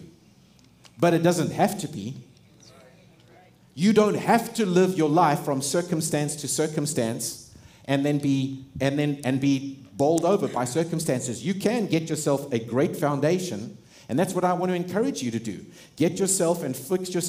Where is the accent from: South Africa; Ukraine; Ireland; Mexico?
South Africa; moved away; I grew up in South Africa.